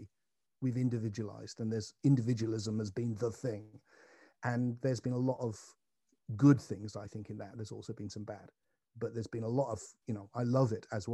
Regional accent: England, United Kingdom; I'm an Englishman.

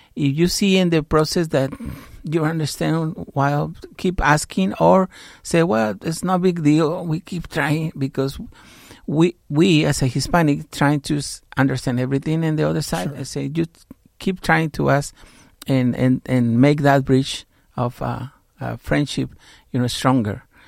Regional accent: Mexico; now in United States; I grew up in Mexico with my father, who was American citizen

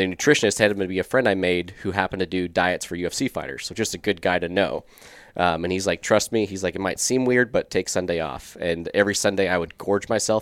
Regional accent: Scottsdale, Arizona, United States; also born or lived in California; I was born in California, grew up in South Scottsdale

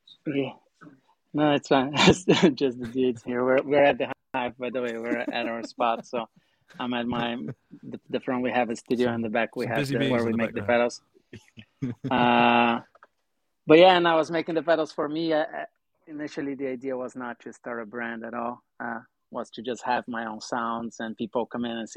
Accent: Brazil; moved away as an adult; now in Los Angeles, United States; I'm from Brazil, for however, you know, don't know. I was born and raised in Brazil.

